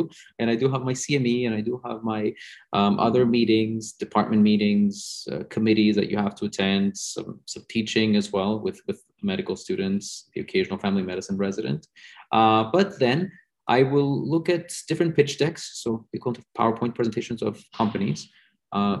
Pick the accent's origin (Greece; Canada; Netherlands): Greece; moved away; I come from Greece